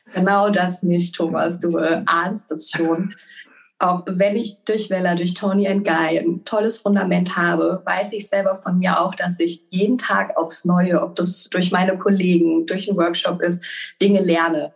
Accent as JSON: {"language": "German", "town": "Mainz", "region": "Rhineland-Palatinate", "country": "Germany", "tie": "born or raised there", "said": "ich komme gebürtig aus Mainz"}